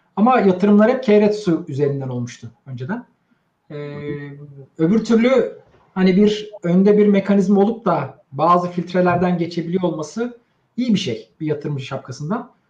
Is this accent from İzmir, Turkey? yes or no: no; Istanbul, Turkey; 75 İstanbul doğumluyum.